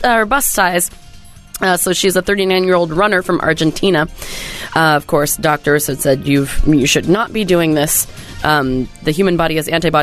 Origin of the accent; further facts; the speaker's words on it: Whidbey Island, Washington, United States; when I was growing up on Whidbey Island